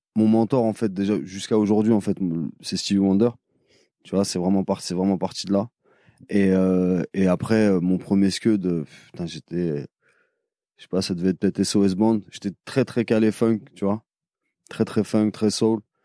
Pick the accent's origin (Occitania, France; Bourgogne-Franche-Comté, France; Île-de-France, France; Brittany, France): Île-de-France, France; Paris; je suis de Paris